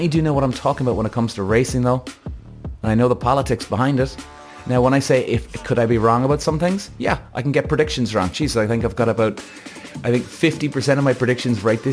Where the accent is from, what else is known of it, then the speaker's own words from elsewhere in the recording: Ireland; I'm Irish